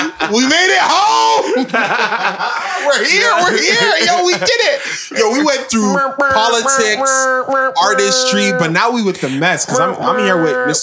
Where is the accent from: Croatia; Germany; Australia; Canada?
Canada; Brampton, Ontario; I grew up in Brampton